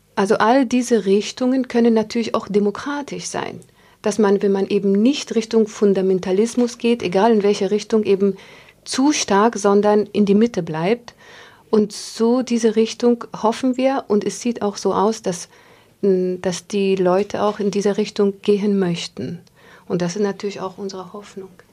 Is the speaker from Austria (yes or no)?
no; Afghanistan; moved away; als Afghanin